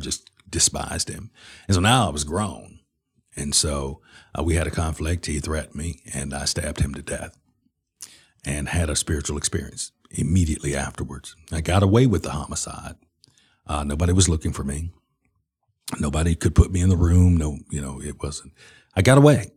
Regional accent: Birmingham, Alabama, United States; I was born in Lord Nolan Hospital, and, and all my family was, uh, you know, basically in Inslee, which is the west side of Birmingham

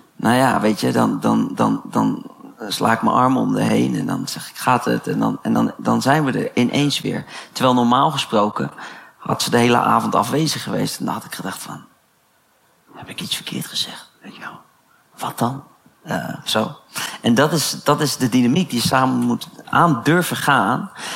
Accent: The Hague, South Holland, Netherlands; ik kom uit Den Haag

